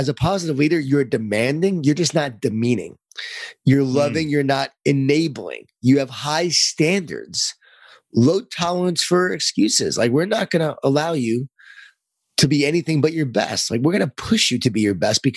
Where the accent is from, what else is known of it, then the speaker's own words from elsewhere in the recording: Lisle, New York, United States; I grew up in Lyle, New York, in a Jewish Italian family